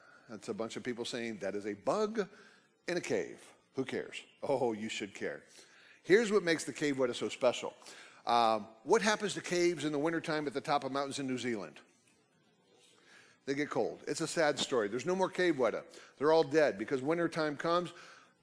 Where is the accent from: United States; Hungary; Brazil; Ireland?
United States; also born or lived in Oklahoma; I grew up in Texas, Oklahoma, off and on